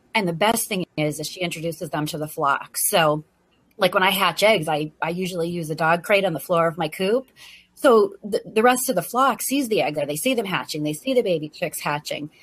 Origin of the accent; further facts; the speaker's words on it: New England, United States; also born or lived in Virginia; now in Maine, United States; I grew up in New England